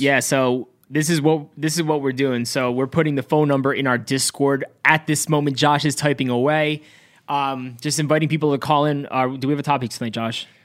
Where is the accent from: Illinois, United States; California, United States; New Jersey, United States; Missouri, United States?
New Jersey, United States; Cranford; growing up in Central, yeah, by the way, we're, we're Central Jersey in Cranford